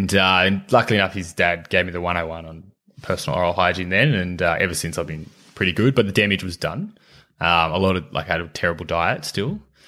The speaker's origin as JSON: {"language": "English", "town": "Dubbo", "region": "New South Wales", "country": "Australia", "tie": "born or raised there", "said": "I grew up in country in New South Wales, in Dubbo."}